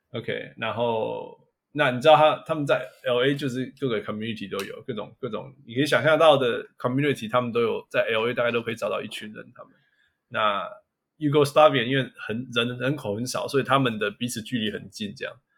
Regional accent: Canada; moved away; also born or lived in Taiwan / Los Angeles, United States; 我是台湾人，加拿大长大的

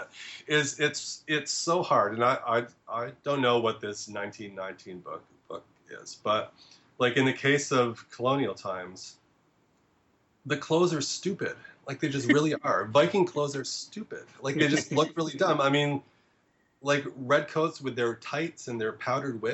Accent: New England, United States; moved away as an adult; now in Brooklyn, United States; I grew up in New England.

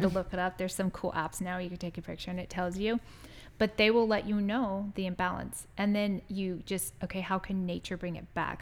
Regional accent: San Diego, California, United States; moved away; I grew up in San Diego

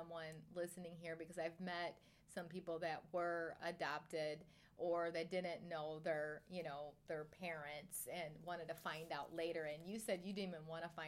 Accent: Michigan, United States; from Michigan like me

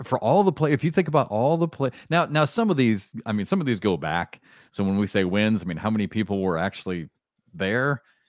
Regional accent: Iowa, United States; moved away as an adult; also born or lived in Kansas / Southeast US; now in Southeast, United States; I grew up in Iowa

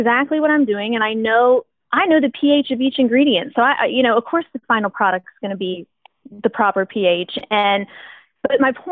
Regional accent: West Chester, Ohio, United States; also born or lived in Oberlin Springs, Ohio; we were born and raised in Westchester, Ohio

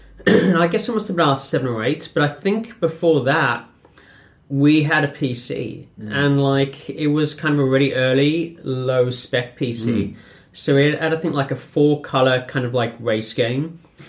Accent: South Africa; I grew up in South Africa

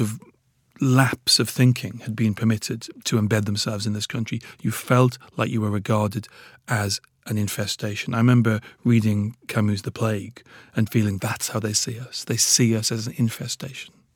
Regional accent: Newcastle upon Tyne, North East England, United Kingdom; also born or lived in Nigeria; I was brought up in Newcastle.

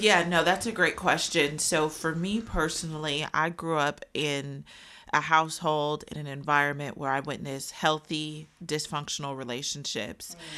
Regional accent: Wichita, Kansas, United States; I am from Wichita, Kansas.

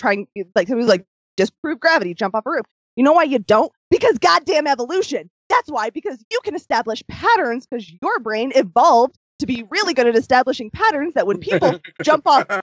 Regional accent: United States; I used to be so proud of being an American

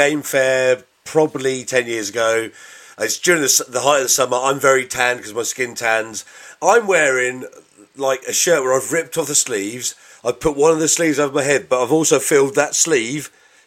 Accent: Bedford, East of England, United Kingdom

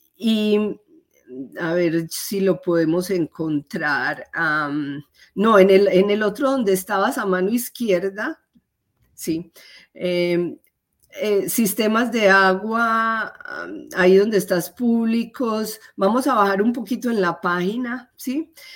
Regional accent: Medellín, Antioquia, Colombia; moved away as an adult; now in United States; yo soy eh, colombiana, soy de la ciudad de Medellín

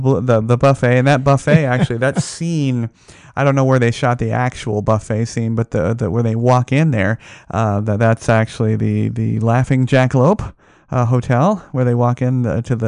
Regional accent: Las Vegas, Nevada, United States; born or raised there

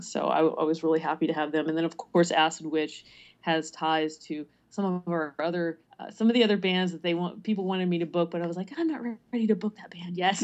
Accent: Prince George's County, Maryland, United States; also born or lived in California / Midwest; now in Baltimore, United States; I did grow up in Maryland, but not in the Baltimore area, more toward D C.

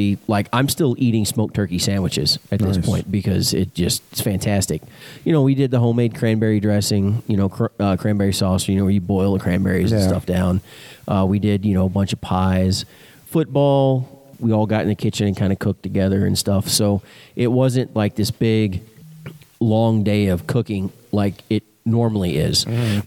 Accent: Texas, United States; I'm born and raised in Texas

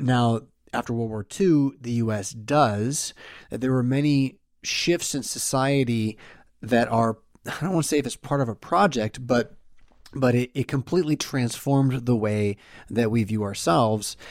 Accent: United States; my framework as an American

